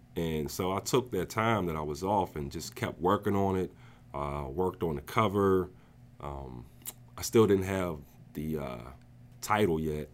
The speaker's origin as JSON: {"language": "English", "region": "New Jersey", "country": "United States", "tie": "born or raised there", "moved": "as an adult", "lives_now": "Pittsburgh, United States", "said": "I'm originally from New Jersey. I grew up there most of my life. Um, around the age of eighteen, I moved to Pittsburgh"}